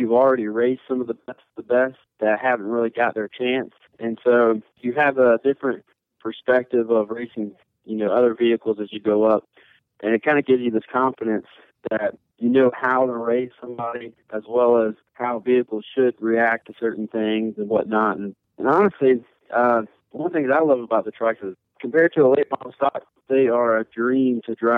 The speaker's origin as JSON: {"language": "English", "town": "Conway", "region": "South Carolina", "country": "United States", "tie": "born or raised there", "said": "I'm born and raised in Myrtle Beach, Conway, South Carolina"}